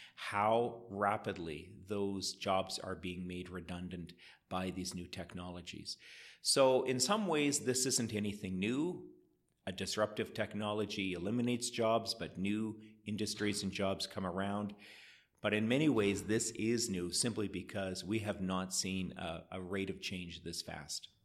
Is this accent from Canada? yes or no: yes; Edmonton, Alberta, Canada; moved away as an adult; now in Calgary, Canada; my hometown of Edmonton